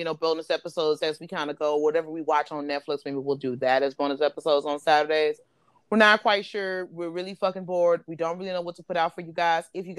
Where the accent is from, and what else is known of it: Belize